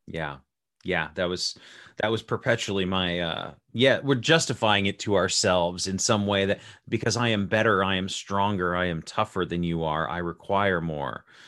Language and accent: English; Las Vegas, Nevada, United States; I was born and raised in Las Vegas, Nevada